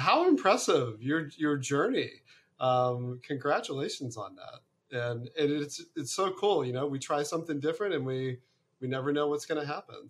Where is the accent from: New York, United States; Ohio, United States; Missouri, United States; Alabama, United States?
Ohio, United States; also born or lived in Arizona / Connecticut; now in California, United States; originally I'm from Ohio. I'm from the great Midwest